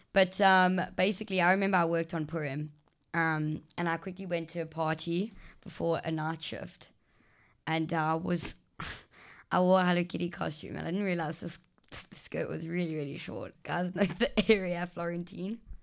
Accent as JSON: {"language": "English", "country": "South Africa", "said": "I'm going from South Africa"}